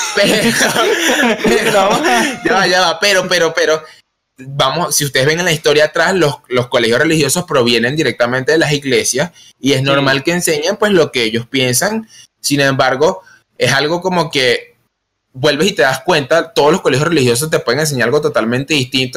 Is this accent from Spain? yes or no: no; Venezuela; Nosotros que somos de Venezuela